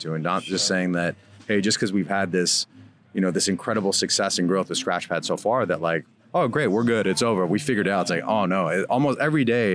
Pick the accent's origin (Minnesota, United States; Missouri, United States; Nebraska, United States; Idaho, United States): Minnesota, United States; also born or lived in Iran; I grew up in Minnesota, which there weren't many other Iranians there